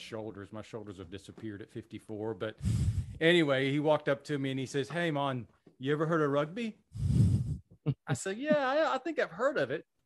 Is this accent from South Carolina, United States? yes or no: yes; Spartanburg, South Carolina, United States; I'm an upstate native. From, I'm from Spartanburg